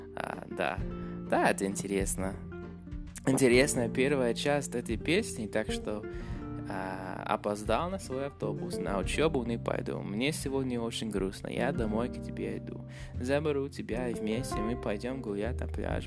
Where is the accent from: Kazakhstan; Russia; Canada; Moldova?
Canada; Russian is a second language; я из Канады